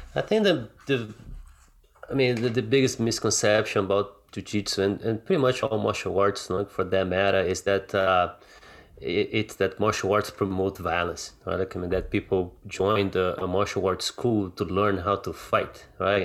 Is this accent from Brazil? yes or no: yes; Rio de Janeiro, Brazil; moved away; I grew up in Brazil, right? Like, and, and, and Rio can get pretty rough sometimes